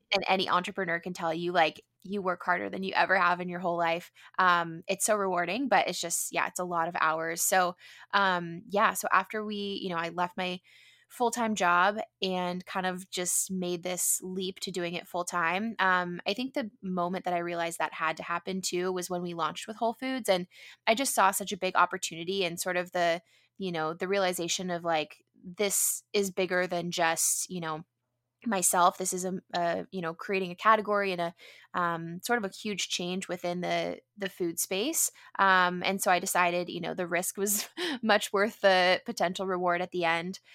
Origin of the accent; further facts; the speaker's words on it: San Diego, California, United States; growing up in San Diego, being, you know, in a predominantly white neighborhood